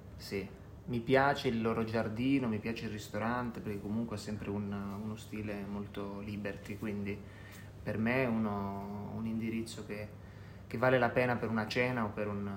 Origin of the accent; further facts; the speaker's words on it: Calabria, Italy; un odore che mi ricorda la mia terra è sicuramente quello del mare.